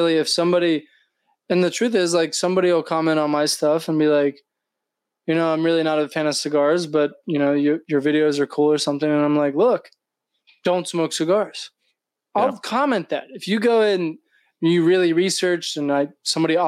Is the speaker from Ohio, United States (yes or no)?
yes; Cincinnati, Ohio, United States; We grew up in Cincinnati together.